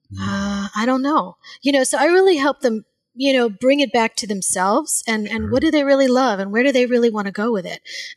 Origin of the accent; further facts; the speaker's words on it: Louisiana, United States; I grew up in Louisiana